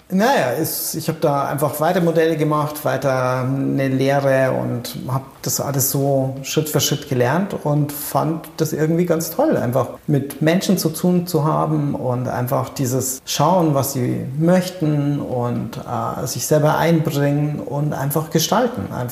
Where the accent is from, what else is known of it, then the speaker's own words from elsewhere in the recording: Erding, Bavaria, Germany; Ich bin in der Nähe von Erding aufgewachsen. Es gab zwei Fotografen in Erding.